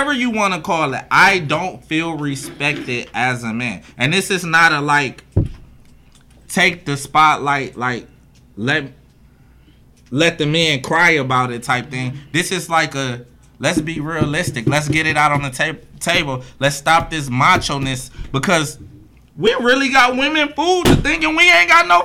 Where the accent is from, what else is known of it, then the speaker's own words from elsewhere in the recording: Cleveland, Ohio, United States; growing up in Cleveland